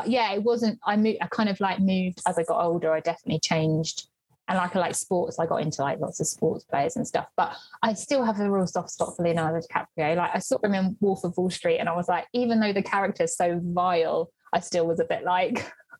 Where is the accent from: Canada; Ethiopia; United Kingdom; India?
United Kingdom; Sussex, South East England; In my hometown in Sussex, and living with mum and dad, so up the road from us.